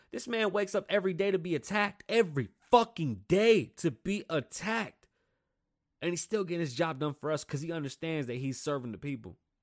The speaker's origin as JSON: {"language": "English", "town": "New York City", "region": "New York", "country": "United States", "tie": "born or raised there", "moved": "yes", "lives_now": "Las Vegas, United States", "said": "I grew up in New York City, and then I came to Las Vegas"}